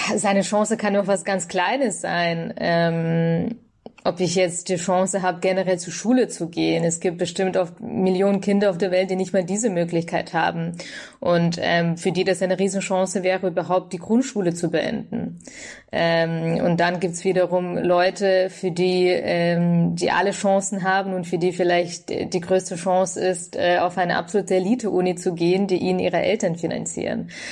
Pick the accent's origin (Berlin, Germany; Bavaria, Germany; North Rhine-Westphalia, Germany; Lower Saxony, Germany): Bavaria, Germany; in Bayern, wo ich herkomme